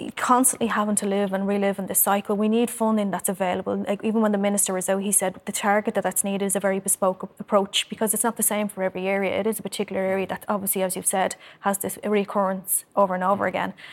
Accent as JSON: {"language": "English", "town": "Dublin", "region": "Leinster", "country": "Ireland", "tie": "born or raised there", "said": "I grew up in Cherry Orchard, I'm from it"}